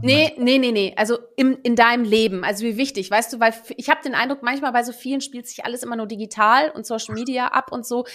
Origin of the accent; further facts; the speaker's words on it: Germany; first language Dutch; German is a second language; also born or lived in Netherlands; Ich bin ja eigentlich gebürtige Niederländerin und bin mit sieben dann nach Deutschland, äh, neue Freunde, neue Sprache. Ich durfte nicht mehr Niederländisch sprechen, weil ich musste ja jetzt dann erstmal Deutsch lernen